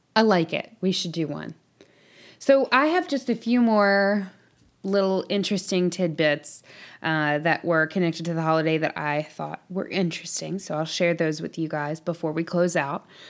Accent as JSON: {"language": "English", "region": "the South", "country": "United States", "tie": "born or raised there", "said": "we grew up in the South"}